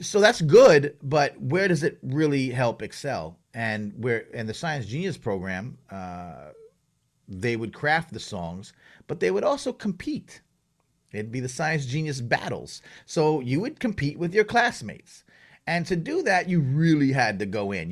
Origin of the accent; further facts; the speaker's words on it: Long Island, New York, United States; I grew up on Long Island.